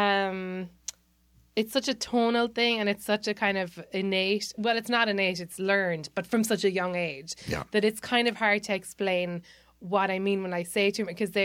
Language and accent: English; Ireland; moved away as an adult; now in United States; growing up in Ireland